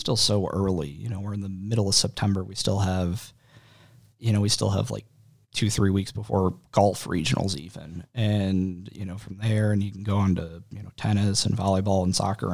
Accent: Waterloo, Illinois, United States; now in Collinsville, United States; I am, I guess, originally from Monroe County. Uh, parents are Dad went to Waterloo, my mom went to Jubbo. I lived in Waterloo until, uh, two thousand

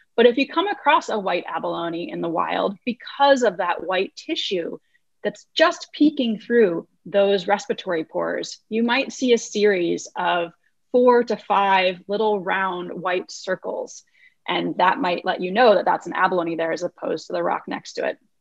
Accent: Iowa, United States; moved away as an adult; also born or lived in California; I grew up in Iowa, about as far from the ocean as one can get in the United States of America

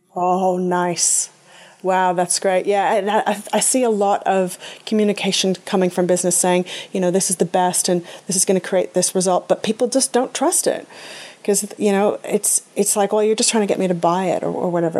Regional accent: Canada; growing up in Canada, skiing was part of what we did

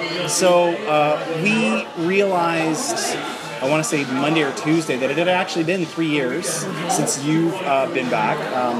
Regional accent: Toronto, Ontario, Canada; in my hometown of Toronto, Canada.

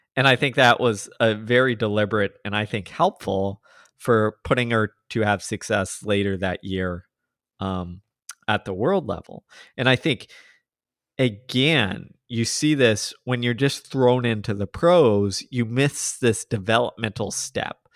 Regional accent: Texas, United States; I'm from Texas

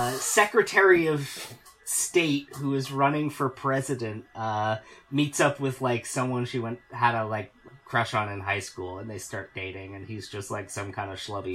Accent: near Philadelphia, Pennsylvania, United States; I grew up near Philadelphia

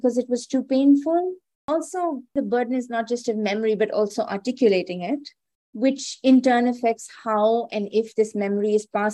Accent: Delhi, India; I'm from Delhi because I was born there

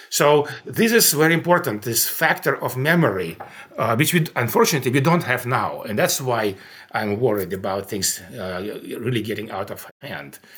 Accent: Russia; English is a second language; I grew up in the Soviet Union, and by the time when I grew up, it was not an evil empire by any means.

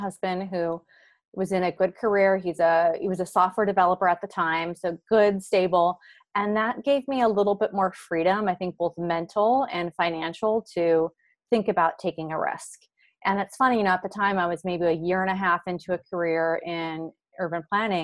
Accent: Hawaii, United States; growing up in Hawaii, you're a little bit more limited to what you're exposed

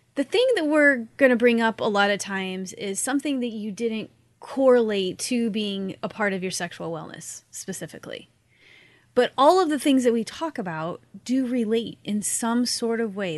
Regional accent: Missouri, United States; also born or lived in upstate New York; now in Florida, United States; I grew up in Missouri

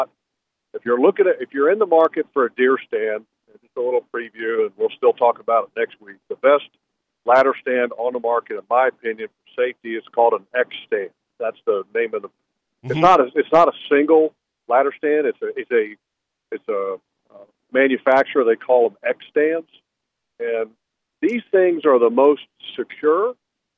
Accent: Jacksonville, Florida, United States; now in Ocala, United States; I live in Ocala. I'm from Jacksonville

